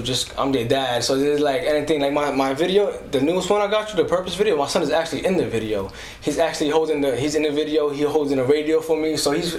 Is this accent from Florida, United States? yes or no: no; New York City, New York, United States; also born or lived in Bronx, New York; I'm from the Lower East Side, New York City. I'm currently in the Bronx right now. First off, I'm a man of God.